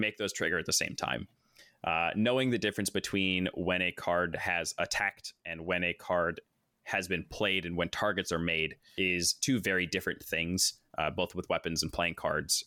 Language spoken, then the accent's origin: English; Corvallis, Oregon, United States; born and raised in Corvallis, Oregon. I'm now almost thirty years old, still stuck here